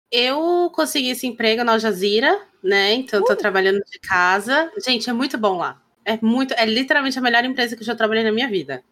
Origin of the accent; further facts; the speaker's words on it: Pará, Brazil; a paraense, que é de onde eu venho e tal, cresci e tal